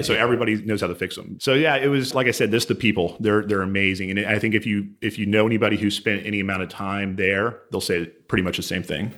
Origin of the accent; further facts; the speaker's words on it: Houston, Texas, United States; I grew up here in Houston.